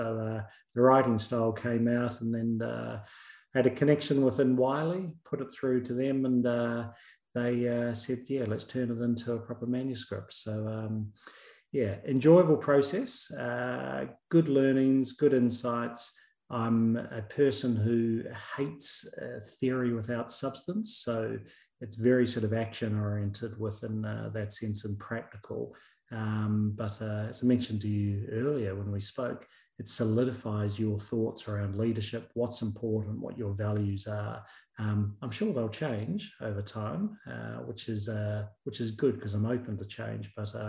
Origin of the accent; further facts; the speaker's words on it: New Zealand; I'm a passionate New Zealand supporter, and I'm a tragic All Black supporter, which is our rugby team.